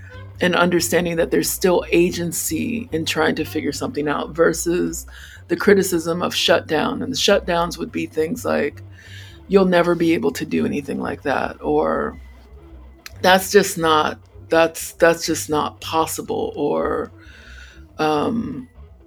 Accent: United States; as a Black child growing up in America

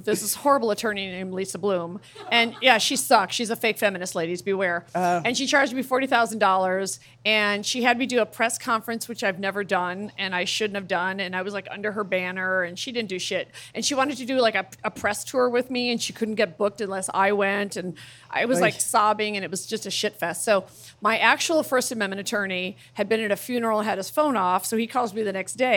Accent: Chicago, Illinois, United States; I'm from Chicago.

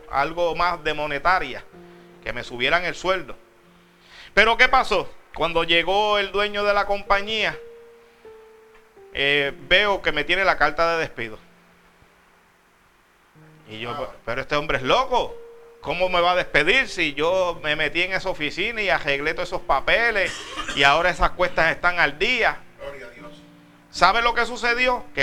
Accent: Puerto Rico; yo soy de Puerto Rico. Y de Puerto Rico aquí no es mucho y el pasaje no es millonario.

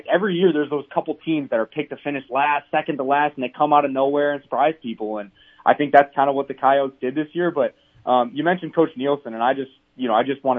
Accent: Chicago, Illinois, United States; moved away as an adult; also born or lived in Minneapolis / Vermillion, South Dakota; growing up in the Chicagoland area

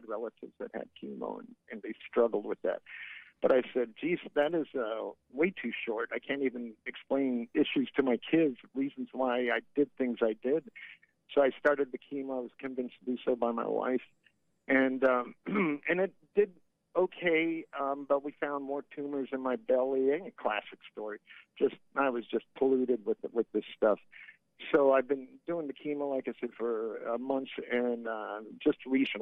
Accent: Fort Myers, Florida, United States; accent: deep South; moved away; I related to your accent because I was from Fort Myers, so we had a lot of deep South

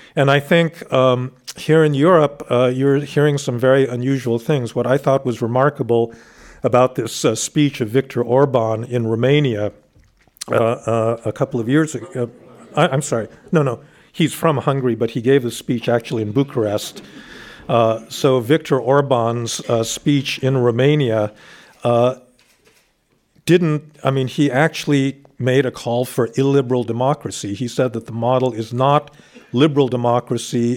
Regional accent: United States

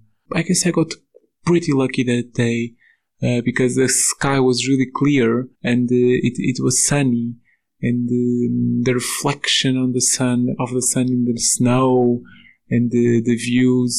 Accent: Portugal; moved away as an adult; now in Slovakia; I am originally from Portugal

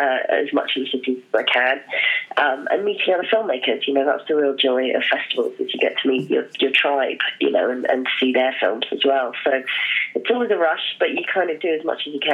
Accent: Hong Kong; moved away; I grew up in Hong Kong, and so I'm a city girl

